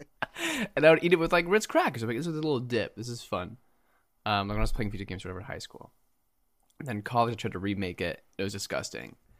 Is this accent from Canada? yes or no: no; Japan; moved away; I grew up in Japan